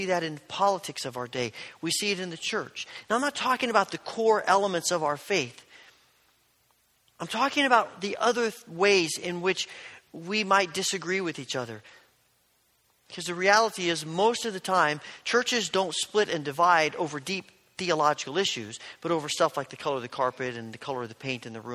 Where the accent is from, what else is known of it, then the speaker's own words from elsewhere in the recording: Indiana, United States; growing up in Indiana, as an Indiana basketball fan